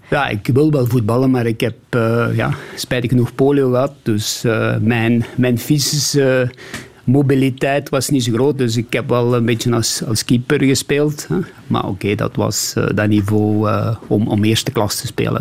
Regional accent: Beringen, Flanders, Belgium; moved away as an adult; also born or lived in Sweden; Limburg is, eh, is ook de plaats waar ik geboren ben, waar ik gestudeerd heb

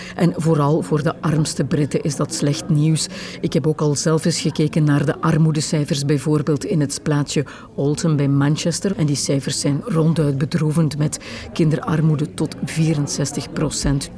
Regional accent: Herk-de-Stad, Flanders, Belgium; ik ben opgegroeid in Herk de Stad

